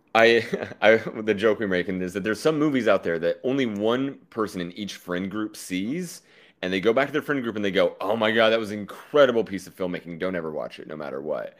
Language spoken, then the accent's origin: English; Oklahoma, United States; now in New York, United States; I'm from Oklahoma